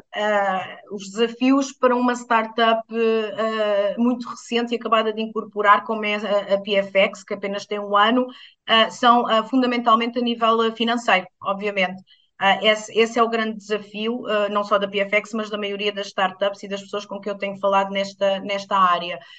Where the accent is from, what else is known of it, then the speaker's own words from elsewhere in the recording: Alentejo, Portugal; cresci no Alentejo